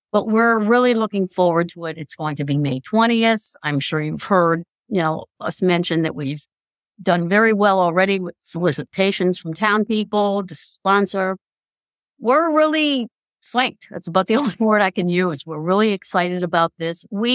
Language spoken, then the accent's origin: English; Stratford, Connecticut, United States; Stratford is pretty much my hometown